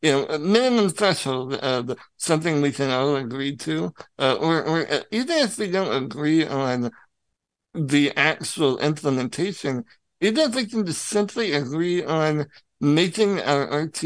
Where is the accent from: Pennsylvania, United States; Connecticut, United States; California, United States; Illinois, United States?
Illinois, United States; I'm from Illinois